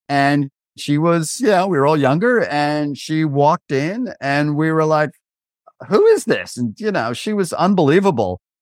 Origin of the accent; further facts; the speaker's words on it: Oradell, New Jersey, United States; I grew up in Oradell, New Jersey